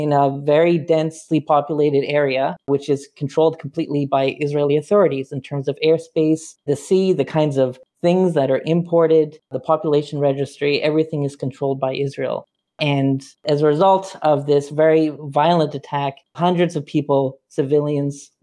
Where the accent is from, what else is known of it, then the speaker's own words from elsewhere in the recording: Saskatoon, Saskatchewan, Canada; moved away; also born or lived in Ottawa; I'm originally from Saskatoon, Saskatchewan, and grew up in a very progressive Mennonite community